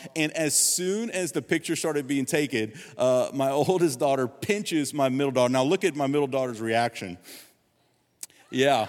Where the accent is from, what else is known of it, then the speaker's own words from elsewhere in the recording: Gonzales, Louisiana, United States; I was seventeen years old, I'm from Gonzales